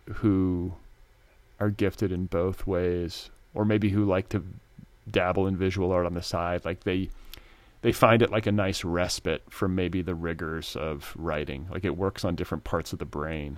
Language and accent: English; United States; moved away as an adult; also born or lived in Indiana / Wisconsin; now in Los Angeles, United States; I grew up in Indiana and Wisconsin